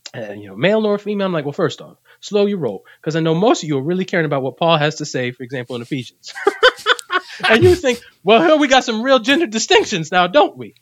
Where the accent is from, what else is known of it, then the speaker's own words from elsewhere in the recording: Puerto Rico; I'm from Puerto Rico.